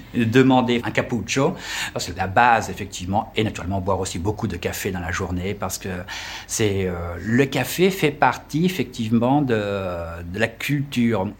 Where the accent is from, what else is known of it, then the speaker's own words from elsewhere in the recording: France; accent: French; moved away as an adult; also born or lived in Lyon; now in Milan, Italy; je suis un Français qui, euh, qui a émigré à Milan